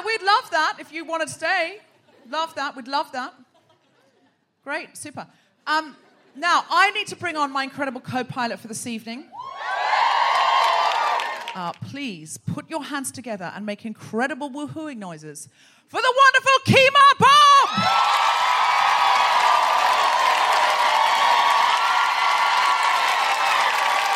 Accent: Australia; now in London, United Kingdom; I'm from Australia

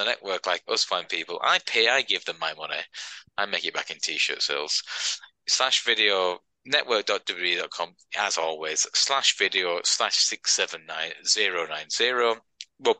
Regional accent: United Kingdom; we're British

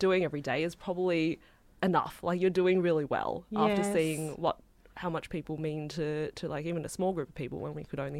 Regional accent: Australia; I grew up in Australia, but my background is Chinese

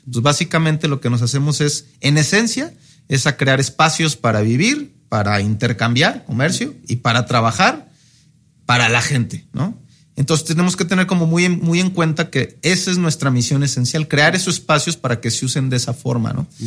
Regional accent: Querétaro, Mexico; now in Monterrey, Mexico; soy de, soy de Querétaro, pero tuve la oportunidad como de vivir en varias ciudades de, México, ¿no? Este, realmente fui muy nómada de niños

